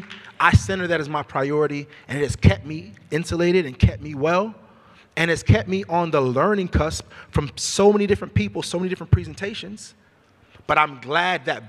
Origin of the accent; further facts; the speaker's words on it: Sacramento, California, United States; moved away as an adult; also born or lived in Hampton; I came from Meadowview in Sacramento, the same neighborhood where Stephon Clark was killed. That's my neighborhood